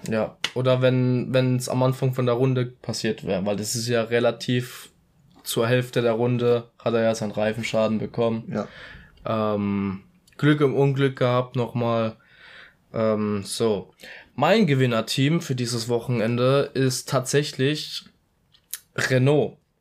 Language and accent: German; Italy; ich als Italiener